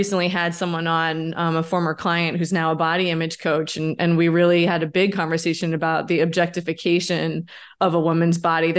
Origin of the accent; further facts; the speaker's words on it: New York, United States; Well, so I grew up in New York and we had two classes when I was in eighth grade